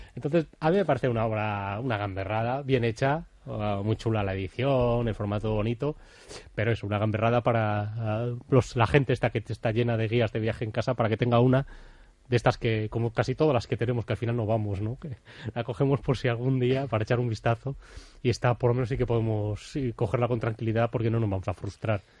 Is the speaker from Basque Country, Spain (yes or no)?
yes; Bilbao, Basque Country, Spain; a mí como bilbaíno